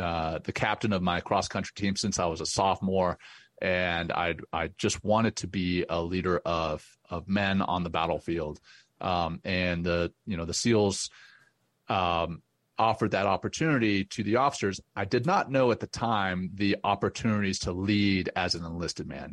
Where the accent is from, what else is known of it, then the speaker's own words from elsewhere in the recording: Louisiana, United States; also born or lived in Cape Town, South Africa; I grew up in Louisiana